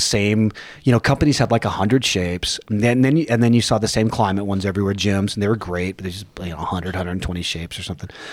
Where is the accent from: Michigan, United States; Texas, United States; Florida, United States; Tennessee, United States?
Texas, United States; born or raised there